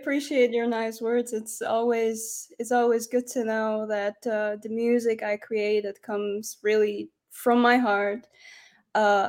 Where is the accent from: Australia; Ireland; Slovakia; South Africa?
Slovakia; Medzilaborce, Prešov Region; moved away as an adult; also born or lived in Humenné, Slovakia; now in Switzerland; we moved to even a tinier town. It's called Medzilaborce, and I grew up there.